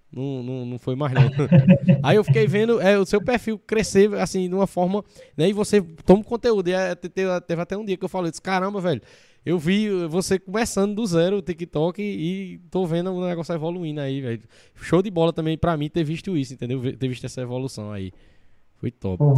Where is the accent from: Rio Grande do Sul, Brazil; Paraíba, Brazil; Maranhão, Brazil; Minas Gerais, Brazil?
Paraíba, Brazil; da minha região, da Paraíba, né, com um sotaque parecido com o meu